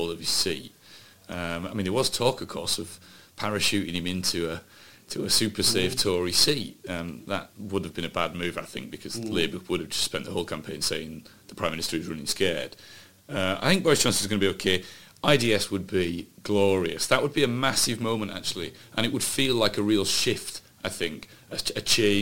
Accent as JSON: {"language": "English", "town": "Huddersfield", "region": "Yorkshire and the Humber", "country": "United Kingdom", "tie": "born or raised there", "said": "my hometown of Huddersfield"}